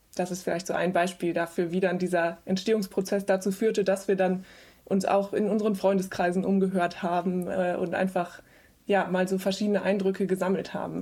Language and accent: German; West Germany, Germany; wir sind alle aus dem Westen. Also alle äh, vier oder fünf Leute, die dann in diesem Team äh, zusammensaßen, ähm, kamen irgendwie aus Westdeutschland